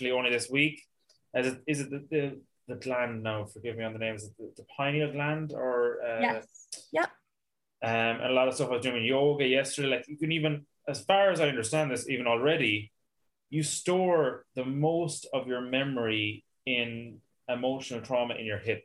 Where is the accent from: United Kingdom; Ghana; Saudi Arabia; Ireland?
Ireland